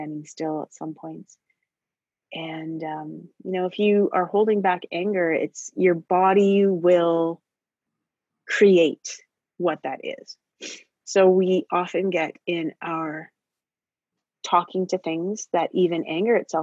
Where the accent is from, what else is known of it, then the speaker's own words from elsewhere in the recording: Canada; from these backgrounds of living in the north